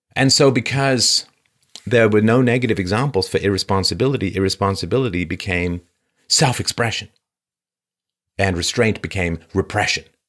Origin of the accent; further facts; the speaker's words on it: London, United Kingdom; my early childhood growing up in London